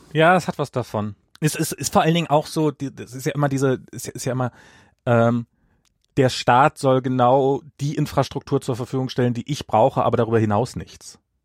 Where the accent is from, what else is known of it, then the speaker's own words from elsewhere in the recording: East Germany, Germany; moved away as an adult; also born or lived in Russia; now in United States; ich bin im Osten und habe dann halt noch meine Kindheit noch in Russland äh, verbracht, einen Teil meiner Kindheit